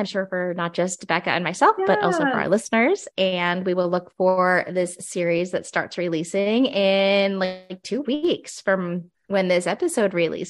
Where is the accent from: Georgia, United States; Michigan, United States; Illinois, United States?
Illinois, United States; Chicago suburbs myself.